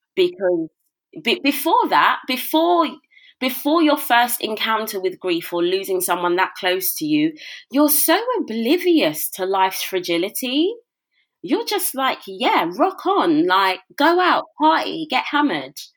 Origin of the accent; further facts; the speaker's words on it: London, United Kingdom; moved away as an adult; now in Milton Keynes, United Kingdom; Born and raised in Brixton, South London